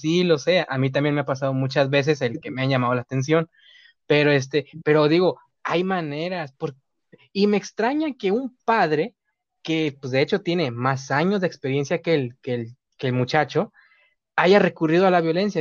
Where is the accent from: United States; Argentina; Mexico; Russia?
Mexico; uno como mexicanos